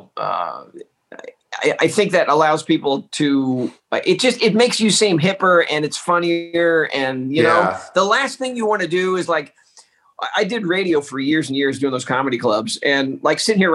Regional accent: Texas, United States; I grew up in Texas.

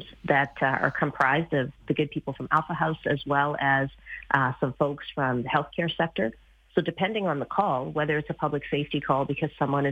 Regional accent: Manitoba, Canada; now in Calgary, Canada; I grew up in Manitoba, where you had to go to a government-sanctioned liquor store at certain hours.

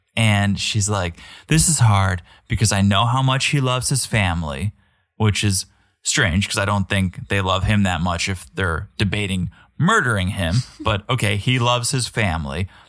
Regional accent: United States; as an American

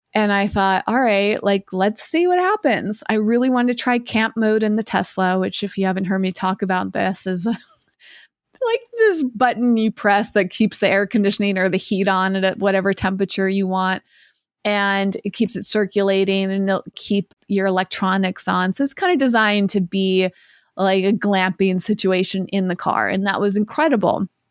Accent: Massachusetts, United States; moved away as an adult; my hometown of Massachusetts

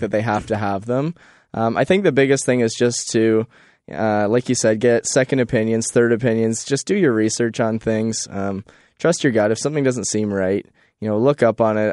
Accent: Thamesford, Ontario, Canada; I am from Thamesford

